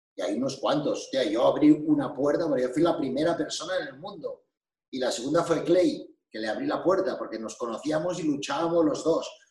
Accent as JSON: {"language": "Spanish", "country": "Andorra", "said": "soy de Andorra."}